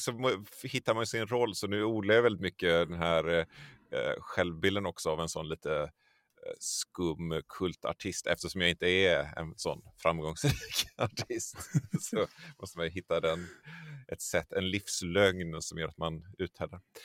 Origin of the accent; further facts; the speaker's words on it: Tollered, Västra Götaland, Sweden; also born or lived in Borås; jag är uppvuxen i en, ett litet samhälle som heter Tollered. Uh, som ligger strax en, en, en, bit utanför Göteborg